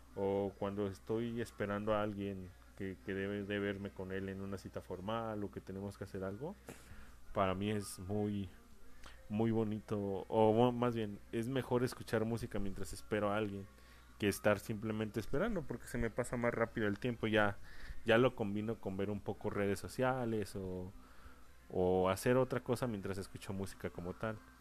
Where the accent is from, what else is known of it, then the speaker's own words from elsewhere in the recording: San Luis Potosí, Mexico; Yo soy de San Luis Potosí